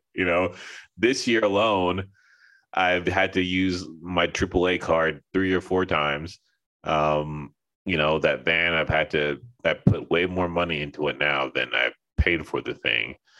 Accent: Los Angeles, California, United States; moved away as an adult; also born or lived in Seattle / Texas / Linden, New Jersey; I grew up in Los Angeles, so like, you know, it's the whole melting pot thing over there

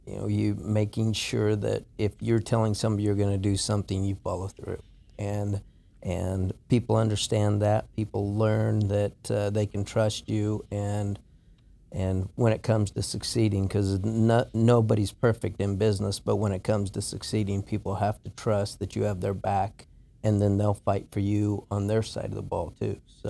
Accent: Colorado, United States; moved away as an adult; also born or lived in Omaha, Nebraska; now in Houston, United States; I grew up in Colorado.

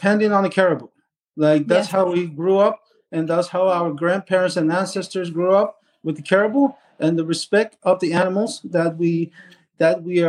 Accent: Sheshatshiu, Newfoundland and Labrador, Canada; I'm from Shishishi. Like I said, I was born and raised.

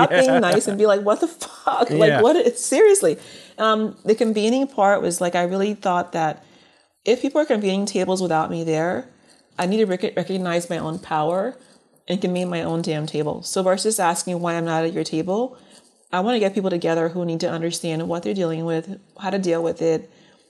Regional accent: Liberia; born there; moved away; being that I was born in Liberia and immigrated here, I didn't think of color as being an issue at first.

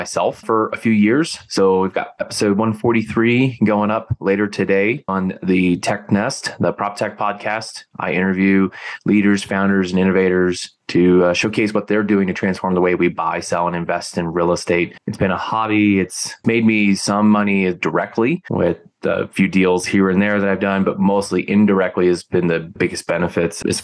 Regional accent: Philadelphia, Pennsylvania, United States; moved away; I'm originally from the Philly area

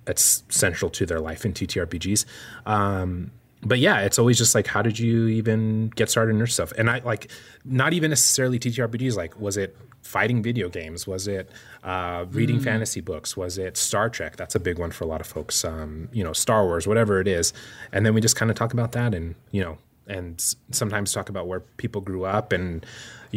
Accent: New Mexico, United States; I grew up in New Mexico

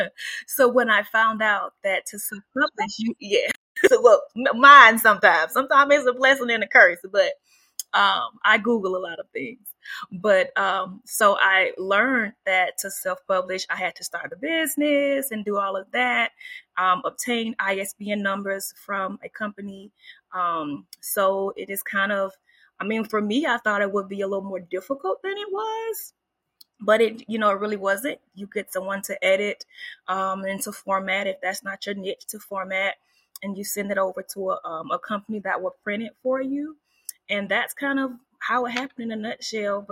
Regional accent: Woodbine, Georgia, United States; I grew up in the big town, small town of Camden County, Georgia, and the town is Woodbine. So it is in South Georgia

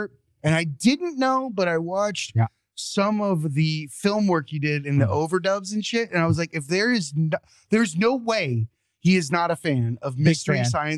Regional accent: Florida, United States; Because we're from Florida.

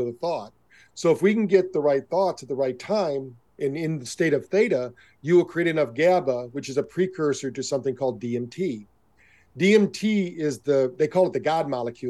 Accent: Michigan, United States; I grew up around in Michigan

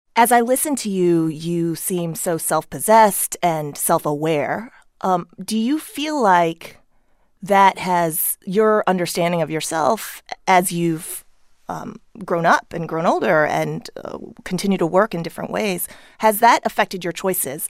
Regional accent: Chesterfield, Missouri, United States; moved away as an adult; also born or lived in Seoul, South Korea; now in Los Angeles, United States; I grew up in Chesterfield, Missouri, a suburb

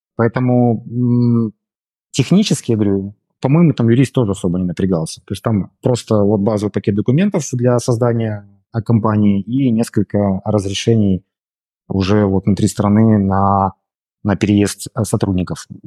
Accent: Brest, Brest Region, Belarus; moved away as an adult; also born or lived in Moscow, Russia; now in Limassol, Cyprus; Я сам из Беларуси, из города Бреста.

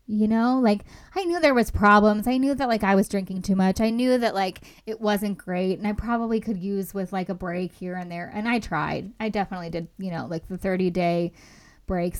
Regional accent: Los Angeles, California, United States; I'm from Los Angeles originally.

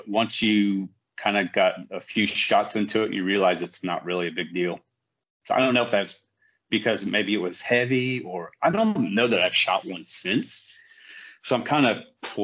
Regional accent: Western Kansas, United States; moved away as an adult; now in North Carolina, United States; I grew up in Western Kansas.

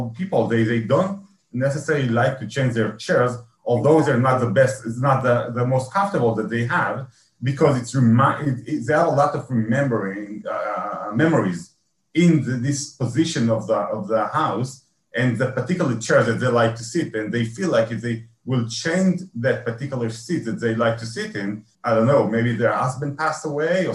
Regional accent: Israel; I'm from Israel.

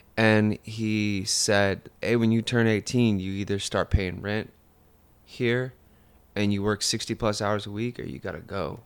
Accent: Fontana, California, United States; all my friends were Hispanic. that I grew up with in Fontana

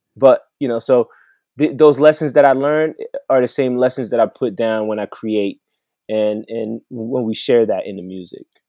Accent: Mons, Wallonia, Belgium; also born or lived in Brussels, Belgium / Congo; now in Colorado, United States; I was born in Brussels, Belgium, which is the capital

